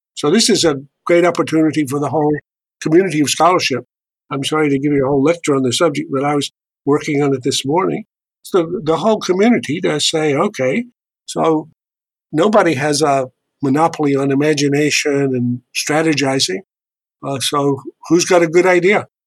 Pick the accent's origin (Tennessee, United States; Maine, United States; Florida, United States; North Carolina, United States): North Carolina, United States; Charlotte; moved away; I'm a proud Tar Heel, uh, I was born in Charlotte, North Carolina.